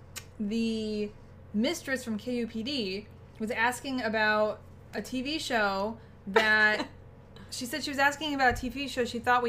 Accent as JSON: {"language": "English", "region": "New York", "country": "United States", "tie": "born or raised there", "moved": "yes", "lives_now": "Phoenix, United States", "said": "I'm grown up from New York"}